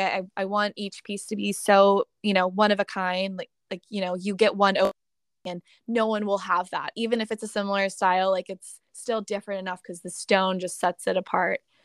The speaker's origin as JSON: {"language": "English", "town": "Pittsburgh", "region": "Pennsylvania", "country": "United States", "tie": "born or raised there", "also_born_or_lived": "New York City / California", "moved": "as an adult", "said": "I moved home to my hometown of Pittsburgh, Pennsylvania"}